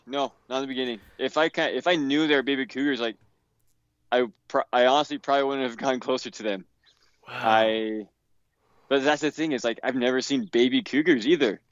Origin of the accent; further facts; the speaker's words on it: Utah, United States; I grew up here in Utah